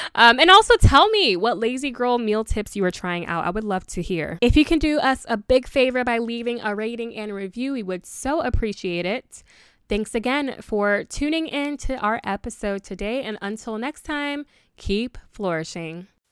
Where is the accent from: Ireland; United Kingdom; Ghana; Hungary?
Ghana; I am from Ghana and our dishes are pretty tedious